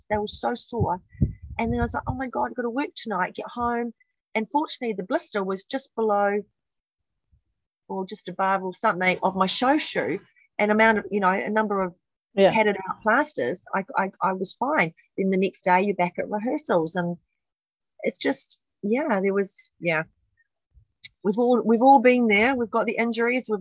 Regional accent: New Zealand; accent: Kiwi; pretty naive and I had a really dreadful Kiwi accent and was, you know, always teased about it, my, my accent. But then I lost it over the years. I, I got very English

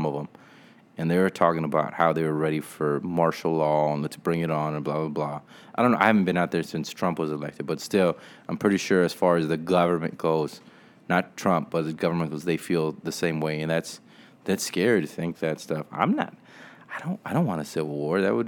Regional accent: South Texas, United States; also born or lived in San Marcos, Texas; now in San Antonio, United States; I grew up in South Texas.

